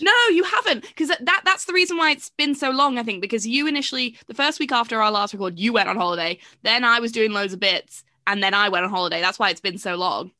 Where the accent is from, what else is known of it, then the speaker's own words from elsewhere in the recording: England, United Kingdom; I do feel like I am English